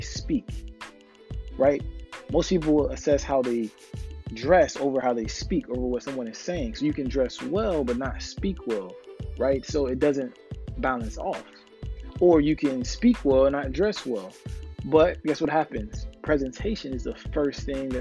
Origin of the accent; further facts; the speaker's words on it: Florida, United States; I'm from Florida, actively living in South Florida right now